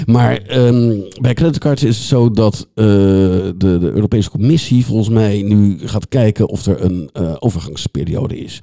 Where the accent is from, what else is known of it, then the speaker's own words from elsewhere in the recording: The Hague, South Holland, Netherlands; ik kom uit Den Haag, dus af en toe moet ik een, een, eh, een Haagse woord er, eh, eruit laten.